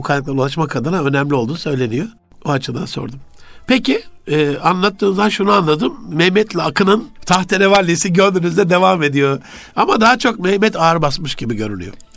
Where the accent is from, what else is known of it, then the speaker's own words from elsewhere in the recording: Turkey; bir Türk olarak